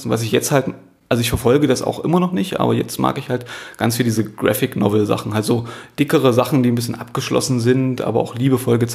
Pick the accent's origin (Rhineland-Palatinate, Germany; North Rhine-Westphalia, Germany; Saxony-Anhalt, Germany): Saxony-Anhalt, Germany; Halle; also born or lived in Magdeburg / Stuttgart; now in Berlin, Germany; Ich komme eigentlich aus Halle, habe in Magdeburg studiert, habe in Stuttgart gearbeitet, war in Tuttlingen eine Zeit lang, dann in Nürnberg